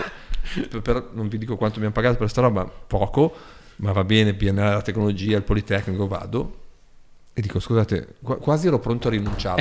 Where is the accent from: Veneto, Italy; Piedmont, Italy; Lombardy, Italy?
Piedmont, Italy; Borgosesia; sono nato a Borgo Sese